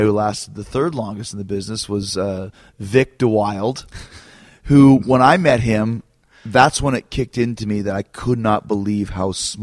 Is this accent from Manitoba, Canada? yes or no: yes; Winnipeg, Manitoba, Canada; born or raised there